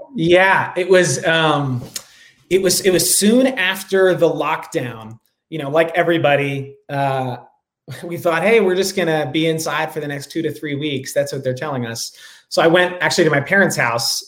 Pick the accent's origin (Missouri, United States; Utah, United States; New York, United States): New York, United States; Rye; now in San Francisco, United States; I grew up outside of New York City in a small town called Rye